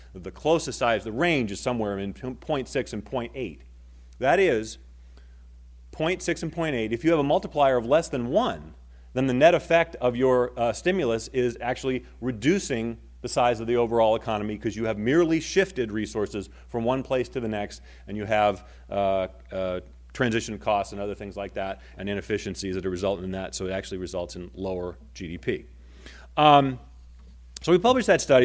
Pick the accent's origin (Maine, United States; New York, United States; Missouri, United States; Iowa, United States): Maine, United States; moved away; I grew up in Maine, okay? My family still lives there